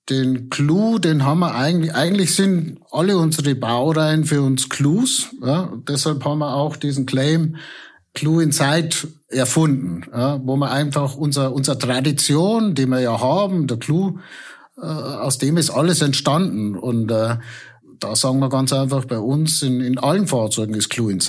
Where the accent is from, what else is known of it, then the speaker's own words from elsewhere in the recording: Bad Birnbach, Bavaria, Germany; Da, wo ich herkomme, genau in Bad Birnbach